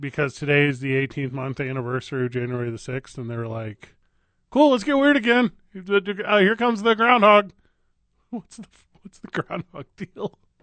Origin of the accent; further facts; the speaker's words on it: Midwest, United States; I grew up in the Midwest